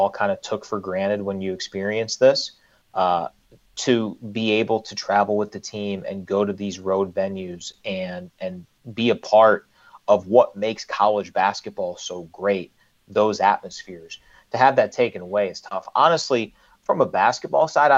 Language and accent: English; Cleveland, Ohio, United States; moved away as an adult; now in Ann Arbor, United States; I grew up in Cleveland in the 1990s